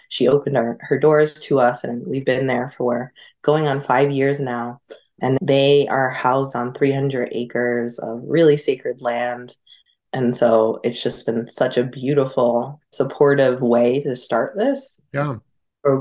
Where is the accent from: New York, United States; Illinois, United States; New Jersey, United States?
New York, United States; Hudson Valley; also born or lived in Westchester, New York; I grew up in the Hudson Valley where Walden is